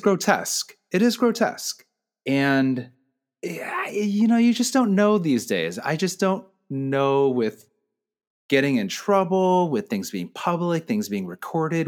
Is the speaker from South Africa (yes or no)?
no; United States